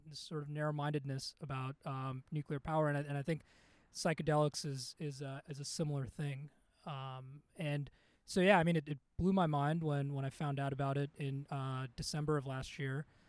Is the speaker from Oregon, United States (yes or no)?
no; Chicago, Illinois, United States; also born or lived in India; Born in India, grew up in Chicago